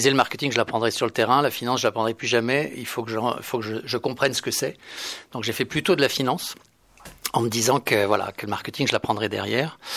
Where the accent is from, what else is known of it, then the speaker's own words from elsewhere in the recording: Aix-en-Provence, Provence-Alpes-Côte d'Azur, France; moved away as an adult; now in Paris, France; moi je je suis de je suis provincial je suis de d'Aix-en-Provence